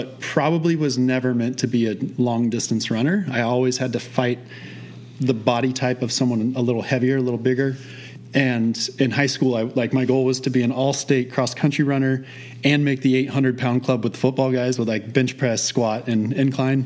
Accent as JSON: {"language": "English", "region": "Midwest", "country": "United States", "tie": "born or raised there", "also_born_or_lived": "Oregon", "moved": "as an adult", "said": "I was born and raised in the Midwest, went to school in the Midwest."}